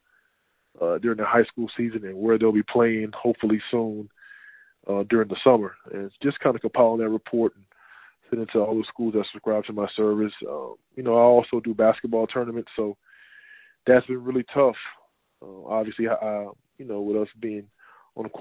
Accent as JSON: {"language": "English", "town": "Houston", "region": "Texas", "country": "United States", "tie": "born or raised there", "also_born_or_lived": "Fort Worth, Texas / Germany / Switzerland / France", "said": "Born and raised in Houston"}